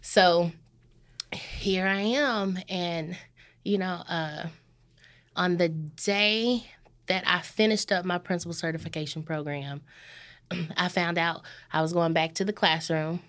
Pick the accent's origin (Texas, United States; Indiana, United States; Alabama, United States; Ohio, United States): Texas, United States; Corsicana; I am born and raised in Corsicana.